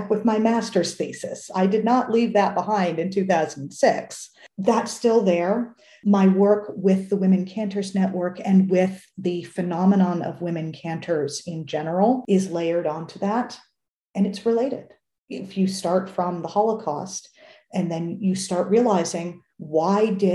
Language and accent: English; United States; as an American